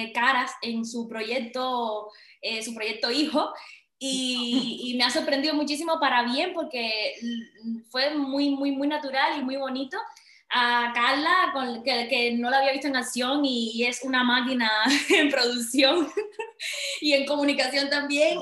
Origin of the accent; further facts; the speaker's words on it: Cuba; moved away as an adult; now in Valencia, Spain; yo salí de Cuba creo que por el año 2013 o 14